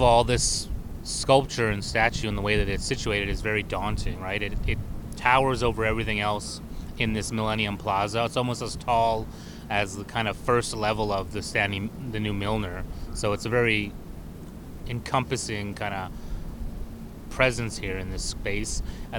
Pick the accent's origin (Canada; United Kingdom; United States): Canada; Swan River First Nation, Alberta; I'm from Swan River First Nation.